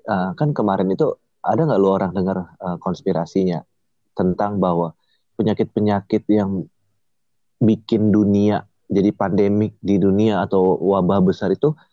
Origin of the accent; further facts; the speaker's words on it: Manado, North Sulawesi, Indonesia; misalnya dari daerah asal gue ya Manado udah itu manusia-manusia di sana tuh udah bertahun-tahun makan kelelawar coy